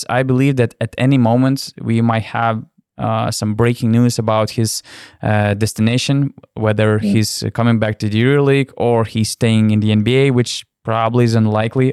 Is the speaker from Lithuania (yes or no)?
yes; Lithuania; I'm coming from Lithuania